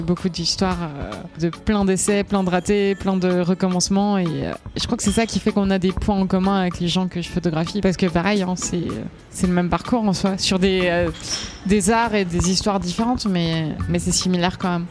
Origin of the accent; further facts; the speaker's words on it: Switzerland; Moi j'étais en Suisse, je suis en Suisse et j'ai grandi en Suisse.